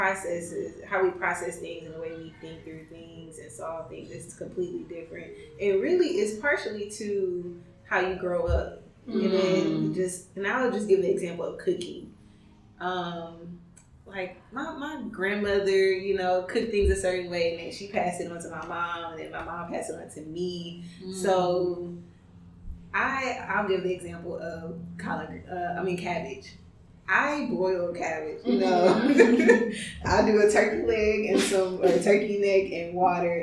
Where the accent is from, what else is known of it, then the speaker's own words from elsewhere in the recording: Pearland, Texas, United States; I grew up in Pearland, grew up in Worthy